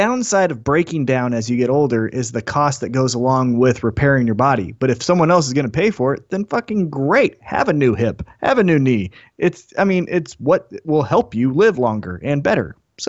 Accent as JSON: {"language": "English", "country": "United States", "said": "As American"}